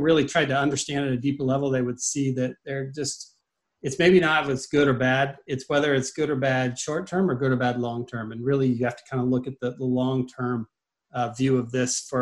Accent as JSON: {"language": "English", "region": "Midwest", "country": "United States", "moved": "yes", "said": "I'm originally from the Midwest"}